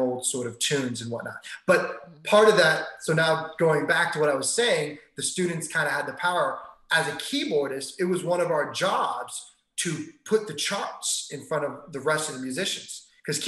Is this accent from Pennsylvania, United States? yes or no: no; Maryland, United States; moved away as an adult; now in Los Angeles, United States; I was born and raised in Maryland